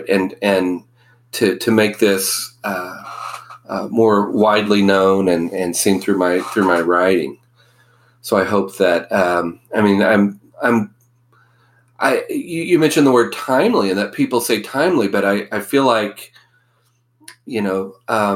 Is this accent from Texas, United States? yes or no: no; Oklahoma, United States; I grew up in Oklahoma